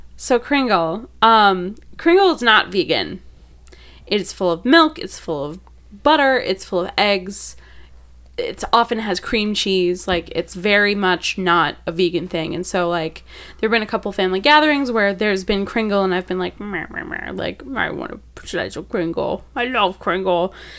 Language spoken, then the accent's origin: English; Wisconsin, United States; moved away; I'm from Wisconsin